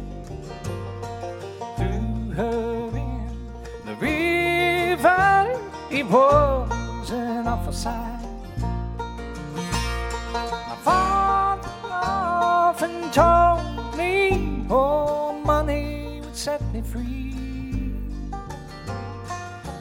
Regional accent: Vincennes, Indiana, United States; my hometown for the first time in Vincennes, Indiana.

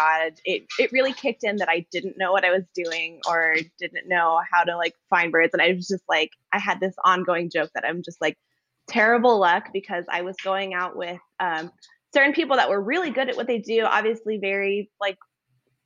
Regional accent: Los Angeles, California, United States; moved away as an adult; now in Alaska, United States; I grew up in like Los Angeles area in Southern California

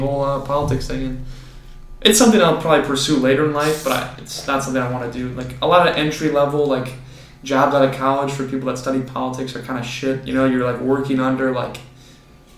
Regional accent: Oswego, United States; So we're all from Oswego, went to the same high school

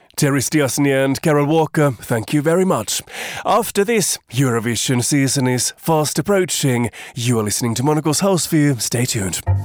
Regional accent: Finland; moved away; my home country of Finland

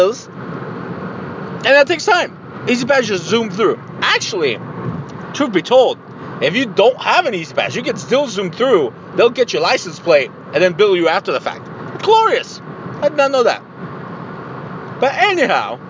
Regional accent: Mexico; I'm from Mexico.

